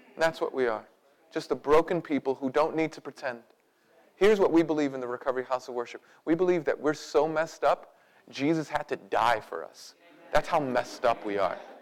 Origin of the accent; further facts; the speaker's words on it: United States; because we grew up in America, because we're picking ourselves up by our own bootstraps kind of people